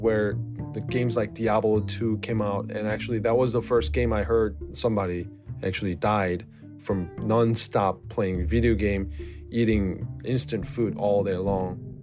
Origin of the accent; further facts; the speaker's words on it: South Korea; I'm from South Korea